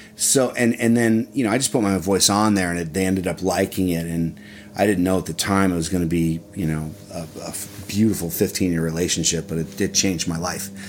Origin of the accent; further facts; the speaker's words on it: Dublin, Ohio, United States; I grew up literally on the fairways of Muirfield. So I was, I grew up at the Memorial Tournament